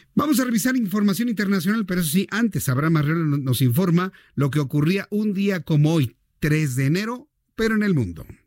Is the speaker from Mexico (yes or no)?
yes; Mexico; la sociedad mexicana somos así